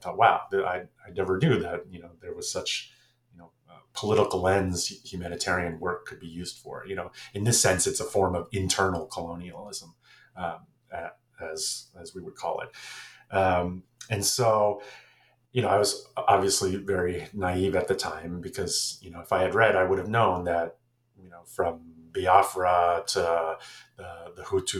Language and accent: English; Florida, United States; also born or lived in New Jersey; I am American, born in New Jersey, grew up in Florida.